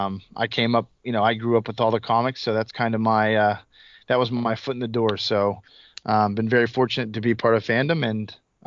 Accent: Pennsylvania, United States; I am from Pennsylvania.

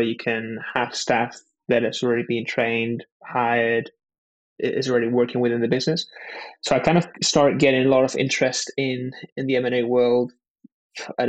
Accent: Spain; now in London, United Kingdom; I was born and raised in Spain and moved over to London

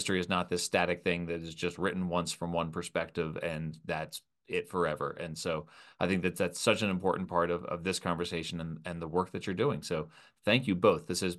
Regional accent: Philadelphia, Pennsylvania, United States; It's in my home state of Pennsylvania. I grew up on the other side of the state in Philadelphia.

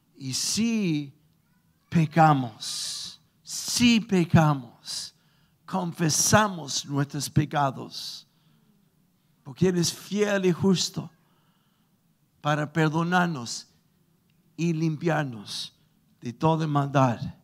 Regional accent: Chile

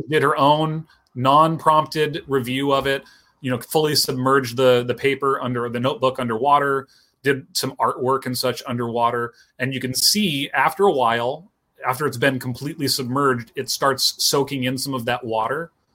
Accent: Pacific Northwest, United States; I grew up here in the Pacific Northwest

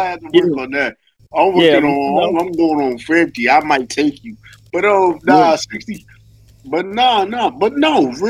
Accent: North Carolina, United States; moved away; also born or lived in Brooklyn, New York; I'm from North Carolina.

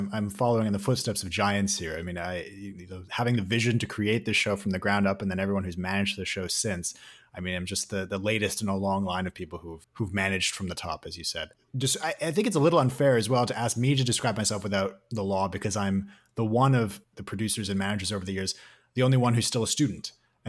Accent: Winnipeg, Manitoba, Canada; I grew up in Winnipeg, which is a great place, beautiful weather, highly recommend. My family's from South Africa

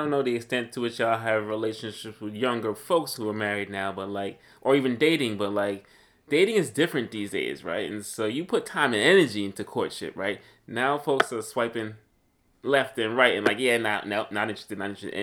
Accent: New York City, New York, United States; I'm from Brooklyn

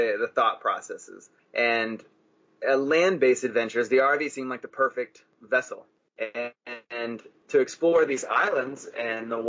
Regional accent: Texas, United States; moved away as an adult; we grew up in Texas

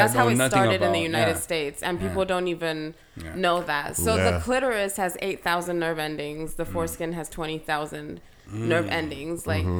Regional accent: Kenya; In my country, I'm from Kenya.

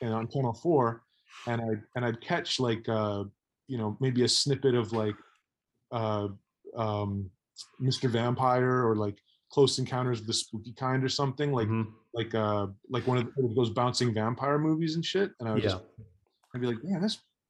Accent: Mississauga, Ontario, Canada; I grew up in Mississauga, which is outside of Toronto.

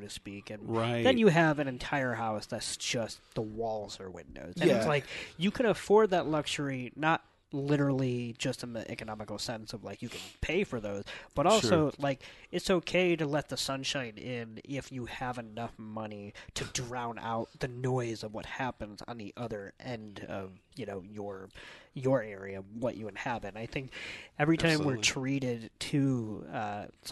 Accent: United States; where we are as Americans

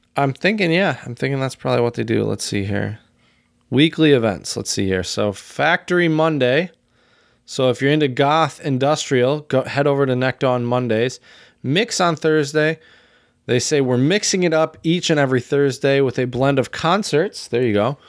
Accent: Dexter, Michigan, United States; I grew up in Dexter, Michigan, right down the road from Ann Arbor

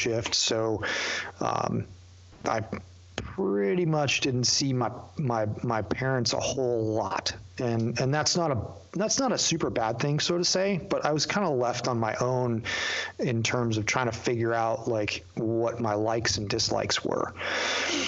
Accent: Youngstown, New York, United States; moved away; I grew up in Western New York in a tiny little town, called Youngstown, just north of Niagara Falls.

